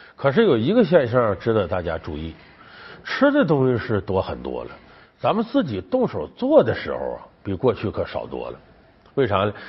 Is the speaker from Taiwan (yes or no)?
no; Northeast China, China; 我们东北老家酸菜味儿的